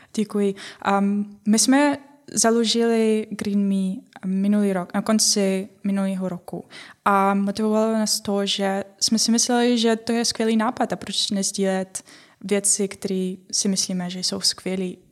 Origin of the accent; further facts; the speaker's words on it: Ukraine; Czech is a second language; moved away as an adult; now in Czech Republic; Já jsem z Ukrajiny a přestěhovala jsem se kvůli partnero, partnerovi.